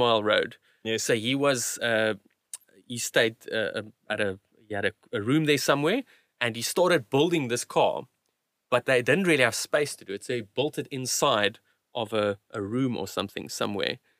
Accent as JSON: {"language": "English", "country": "South Africa", "tie": "born or raised there", "also_born_or_lived": "Cape Town / Kuruman", "said": "when we moved from Cape Town to, to Kuruman"}